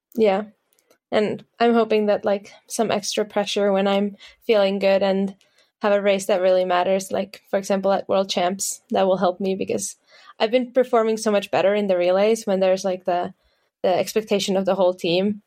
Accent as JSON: {"language": "English", "town": "Tallinn", "region": "Harju County", "country": "Estonia", "said": "we're all from Tallinn. We all started there together."}